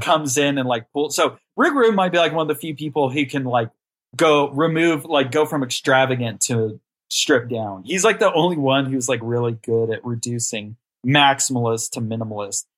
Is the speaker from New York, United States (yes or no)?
no; Amarillo, Texas, United States; I'm from Amarillo, Texas, born and raised here. I've only lived in Texas.